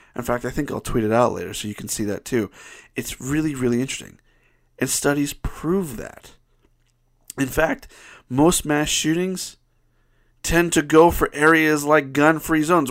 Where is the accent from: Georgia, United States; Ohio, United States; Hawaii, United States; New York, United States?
Ohio, United States; now in Utah, United States; I, I grew up in Ohio